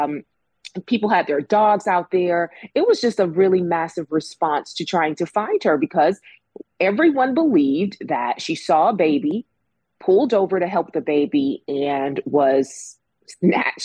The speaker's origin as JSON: {"language": "English", "town": "Birmingham", "region": "Alabama", "country": "United States", "said": "I'm from Birmingham, so I get a different perspective on a lot of stories that happen here"}